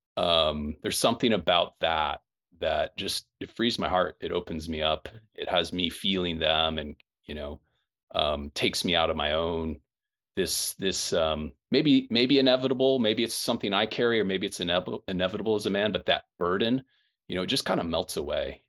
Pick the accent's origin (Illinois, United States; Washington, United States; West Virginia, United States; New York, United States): Illinois, United States; Quincy; grew up in Quincy, Illinois